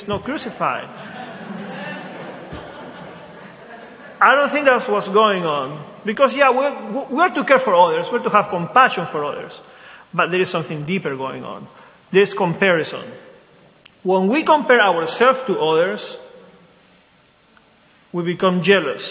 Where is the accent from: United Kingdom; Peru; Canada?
Peru; Lima; now in Wilmington, United States; I grew up in a Catholic country. I'm from Lima, Peru.